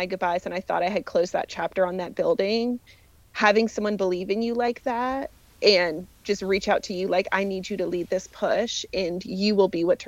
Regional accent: Allentown, Pennsylvania, United States; I am originally from Allentown, Pennsylvania

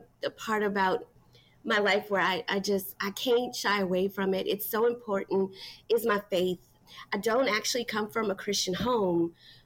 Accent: Metairie, Louisiana, United States; also born or lived in New Orleans; I was born in New Orleans. I was raised in Metairie. Metairie is a suburb right outside of New Orleans

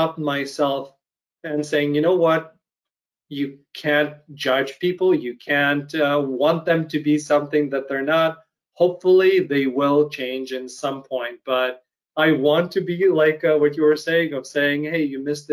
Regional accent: Ukraine; moved away; I grew up in Ukraine

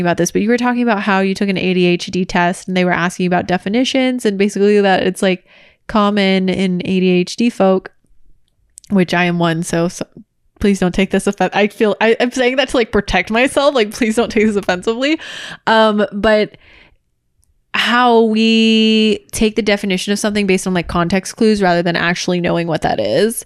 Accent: Orange County, California, United States; also born or lived in Los Angeles; we both grew up in Orange County and I've lived in Orange County and L A my entire life

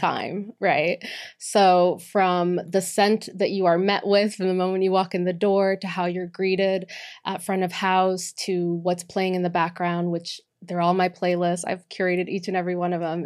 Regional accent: Boston, Massachusetts, United States; moved away; also born or lived in Miami; born and raised in, uh, Boston, Massachusetts

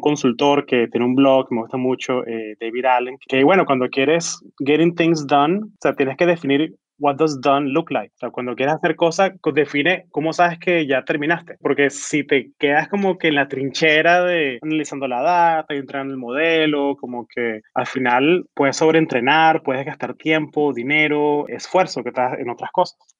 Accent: Venezuela; now in San Francisco, United States; yo soy venezolano, yo hablo en castellano

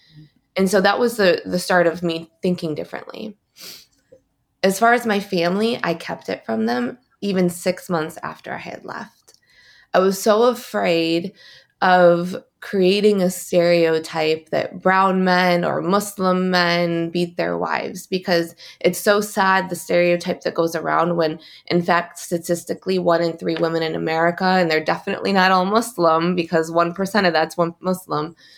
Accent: East Lansing, Michigan, United States; I'm from East Lansing, Michigan

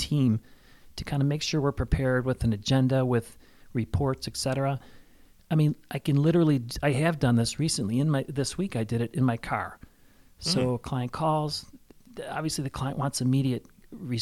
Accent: Chicago, Illinois, United States; now in Valparaiso, United States; I'm from Chicago, but I didn't want to move back into Chicago. I love Valparaiso.

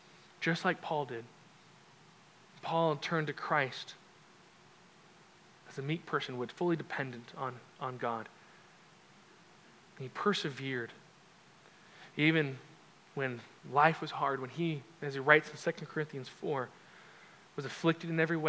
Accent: Orange County, Southern California, United States; moved away as an adult; also born or lived in Albuquerque, New Mexico; I grew up in Southern California, Orange County specifically

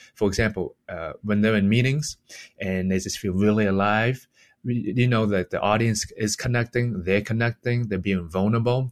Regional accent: Boston, Massachusetts, United States; also born or lived in Hong Kong; I was born in Hong Kong, and I came to, to Boston when I was six years old.

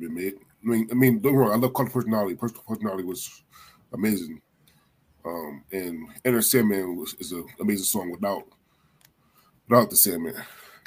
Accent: Philadelphia, Pennsylvania, United States; I'm from Philly

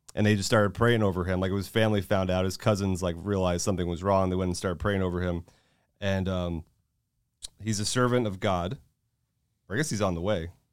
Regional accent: Florida, United States; moved away as an adult; also born or lived in California; now in Texas, United States; I'm in Florida

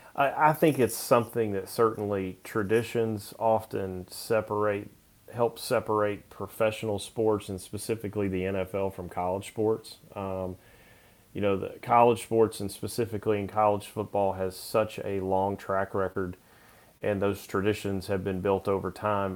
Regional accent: Knoxville, Tennessee, United States; I grew up in Knoxville

